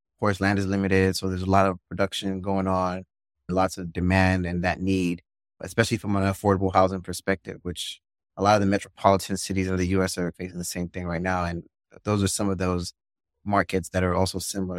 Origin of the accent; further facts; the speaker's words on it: Nigeria; moved away; also born or lived in Maryland, United States; I was born in Maryland, my whole family, really, and then we moved, we all moved to Nigeria when I was about seven years old